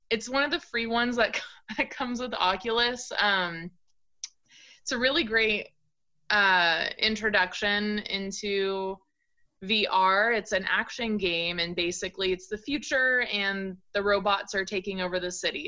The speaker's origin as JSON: {"language": "English", "area": "Orange County", "region": "California", "country": "United States", "tie": "born or raised there", "also_born_or_lived": "Portland, Oregon", "moved": "as an adult", "lives_now": "Eugene, United States", "said": "I grew up in Orange County, California."}